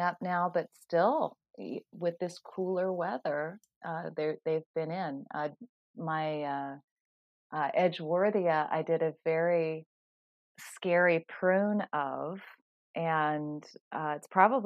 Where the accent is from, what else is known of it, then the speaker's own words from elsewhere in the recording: California, United States; moved away as an adult; I'm from California. And I'm still feeling the chill from moving over here 20 years ago